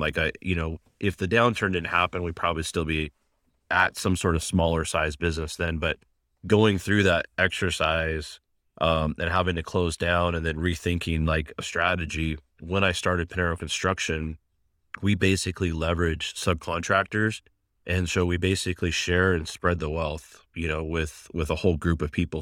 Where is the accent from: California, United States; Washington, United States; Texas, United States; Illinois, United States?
Washington, United States; Seattle; also born or lived in Pullman, Washington; I came home from Pullman back to Seattle at the time